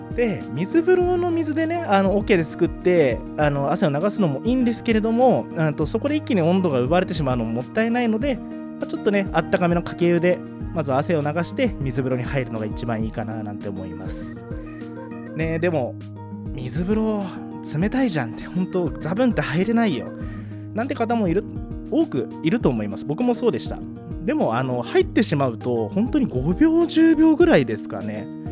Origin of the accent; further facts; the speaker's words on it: Asahikawa, Hokkaido, Japan; moved away as an adult; also born or lived in Sapporo / Iwamizawa; now in Tomakomai, Japan; 地元が旭川でその後大学で札幌で社会人では岩見沢も住みました